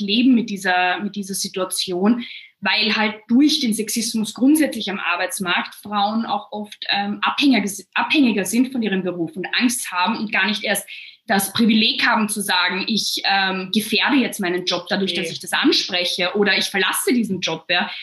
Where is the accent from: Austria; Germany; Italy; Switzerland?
Austria; Vienna; bei uns in Wien